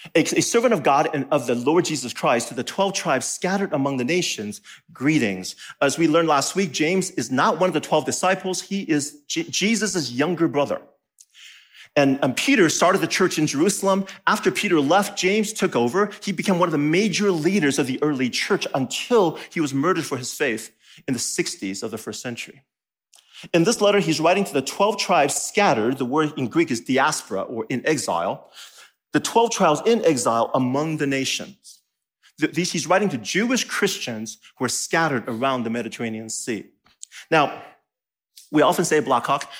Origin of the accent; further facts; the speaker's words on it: Taiwan; now in Madison, United States; I, I was born in Taiwan.